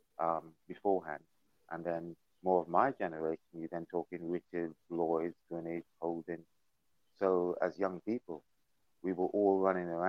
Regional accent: Guyana; moved away; I was born on St. Valentine's Day in 1966 in a place called Guyana

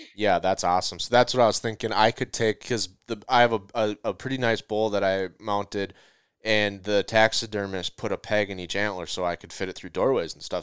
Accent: Minnesota, United States; I'm from Minnesota

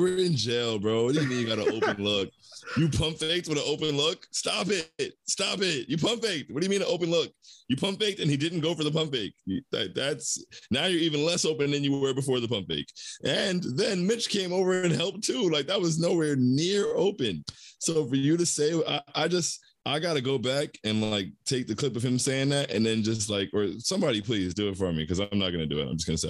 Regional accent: Toronto, Ontario, Canada; You know, I grew up in Toronto. Like, he was the man in Toronto.

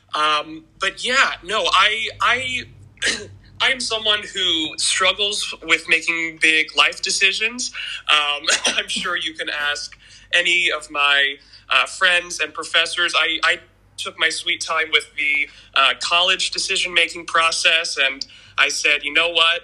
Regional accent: Kansas City, United States; moved away as an adult; also born or lived in Springfield, Missouri; my hometown of Kansas City

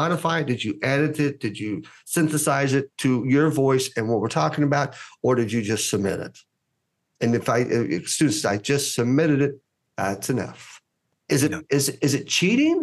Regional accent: United States; being Greek American

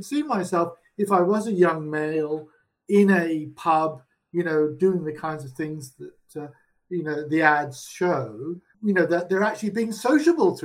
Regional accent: England, United Kingdom; moved away; I grew up in England in the respectable working class.

